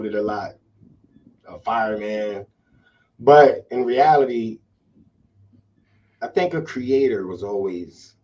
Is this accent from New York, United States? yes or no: yes; New York City, New York, United States; growing up in Brooklyn was at that time was just family was family.